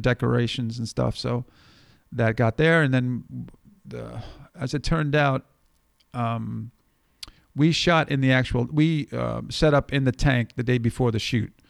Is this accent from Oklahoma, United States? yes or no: no; New York, United States; growing up in New York